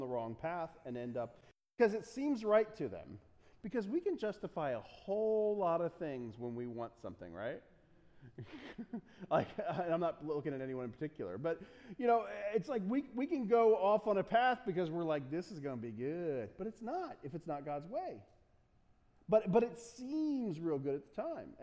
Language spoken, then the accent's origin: English; United States; I'm an American